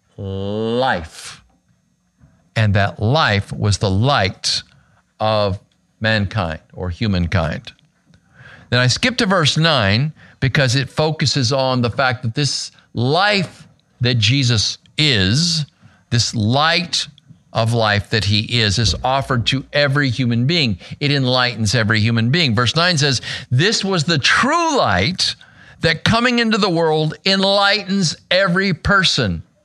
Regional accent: Arizona, United States; my home state of Arizona

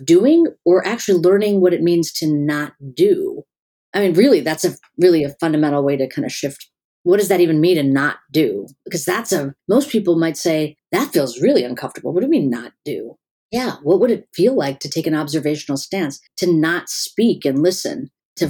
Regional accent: Chicago, Illinois, United States; also born or lived in California / North Carolina / Pennsylvania; now in Florida, United States; I've lived everywhere. I was in California before that, North Carolina. I grew up in Chicago.

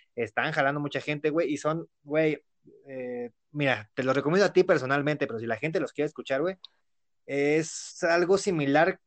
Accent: Mexico City, Mexico; somos de Ciudad de México

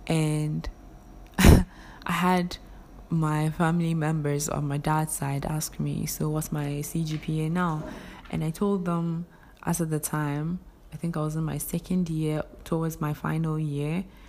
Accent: Ghana; English is a second language; So I pushed, I came to Ghana. Before you enter the university, I'm a Ghanaian, though I have a foreign background.

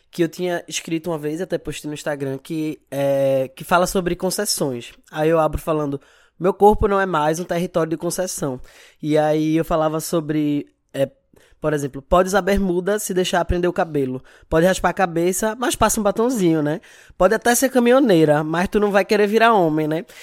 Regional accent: Recife, Pernambuco, Brazil; eu moro aqui em Recife, sou aqui de Recife. Tenho 30 anos

